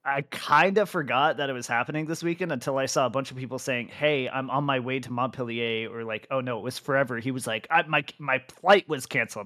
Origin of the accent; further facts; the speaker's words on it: United States; As an American